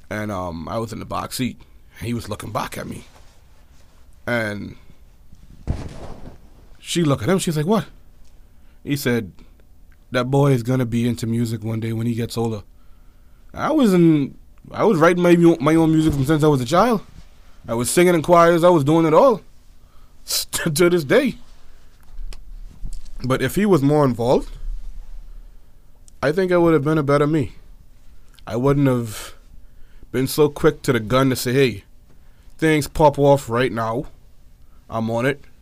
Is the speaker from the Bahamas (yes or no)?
yes; Nassau, New Providence, Bahamas; born there; also born or lived in United States; I was born straight up here, Nassau, Bahamas, man. Nassau. I was born in Nassau, the New Providence, capital of the island. I was born here. Of course, the majority of my childhood was spent back and forth in America.